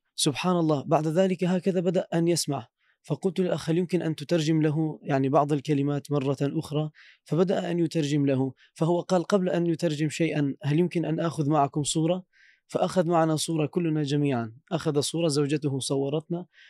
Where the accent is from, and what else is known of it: Turkey